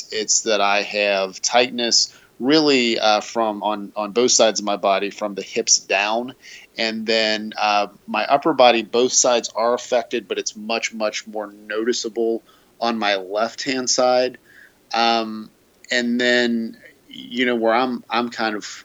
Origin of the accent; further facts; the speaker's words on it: greater Cincinnati, Kentucky, United States; I was born and raised in the greater Cincinnati, northern Kentucky area